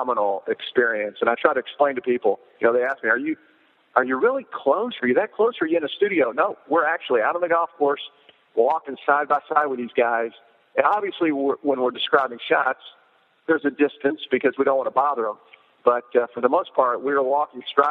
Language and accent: English; South Florida, United States; I grew up in South Florida